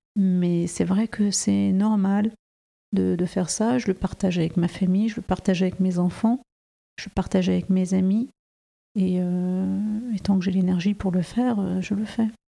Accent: France; je suis née en France

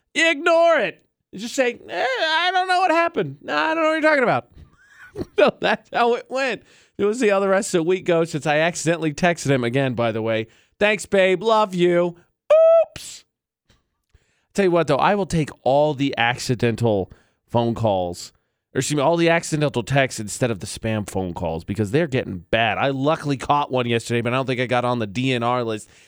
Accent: Indiana, United States; moved away as an adult; also born or lived in Las Cruces, New Mexico; now in Utah, United States; I'm from Indiana. I moved to New Mexico

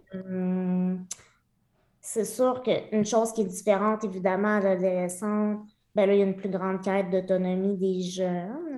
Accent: Lemieux, Quebec, Canada; Je suis née à Québec, mais à l'âge de huit mois, mes parents ont déménagé à Lemieux, qui est un petit village de moins de 300 personnes dans la région de Victoriaville, euh, donc le centre du Québec

